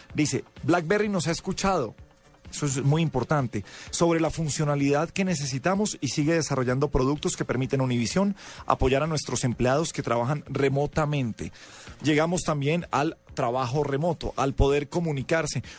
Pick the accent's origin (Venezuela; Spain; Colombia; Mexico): Colombia; en Colombia estamos acostumbrados a juzgar el teléfono